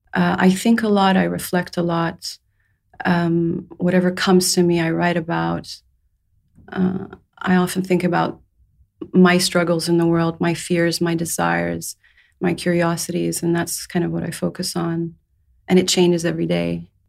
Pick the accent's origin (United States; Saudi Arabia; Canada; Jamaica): Saudi Arabia; moved away as an adult; also born or lived in England; I was born in England. I was raised in Saudi Arabia.